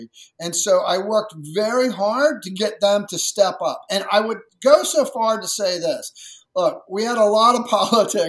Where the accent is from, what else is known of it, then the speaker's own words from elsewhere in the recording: rural Maryland, United States; I grew up in rural Maryland, and, you know, 50 plus years ago, it was even more rural